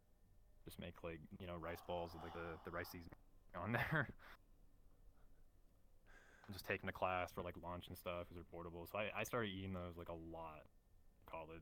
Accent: Texas, United States; I'm born and raised Texas

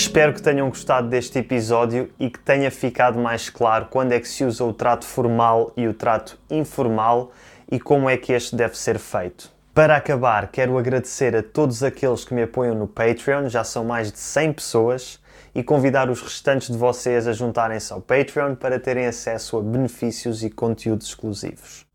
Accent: Portugal; eu próprio, que nasci e cresci em Portugal

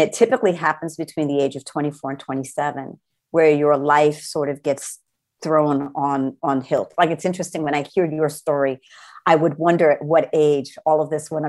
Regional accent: New Rochelle, New York, United States; also born or lived in Brooklyn, New York / Manhattan, New York; I grew up in right outside of New York City, New Shell, New York

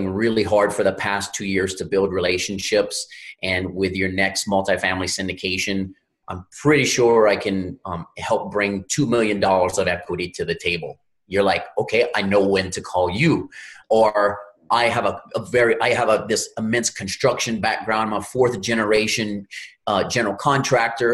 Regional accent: Louisiana, United States; I'm from Louisiana, grew up in the Gulf of Mexico.

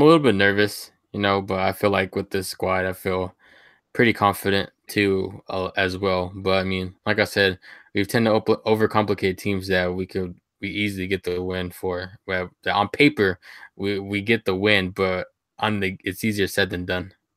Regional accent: Sweetwater, Texas, United States; my hometown is, um, Sweetwater, Texas. I'm from the big state of Texas

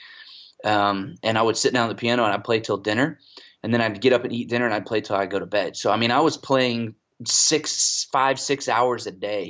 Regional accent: Atlanta, Georgia, United States; moved away as an adult; also born or lived in South Carolina; now in Fayetteville, United States; I'm originally from Atlanta, Georgia. We moved back to Georgia, the Atlanta area, when I was in 8th grade

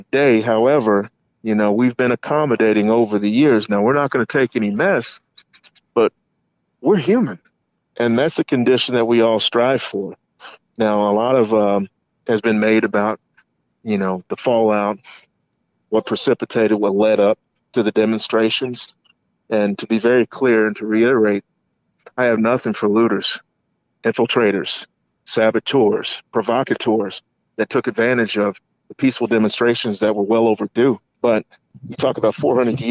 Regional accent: Kentucky, United States; my home state and neighboring city of Louisville

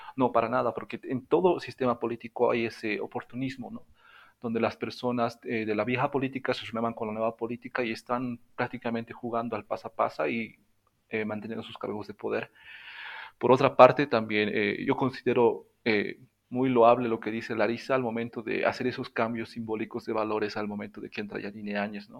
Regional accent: Bolivia; also born or lived in La Paz; soy boliviano, estoy radicando en La Paz, en el departamento de La Paz

